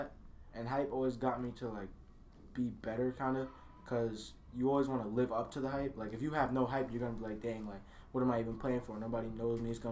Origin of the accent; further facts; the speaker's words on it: Kingston, New York, United States; I'm from Kingston.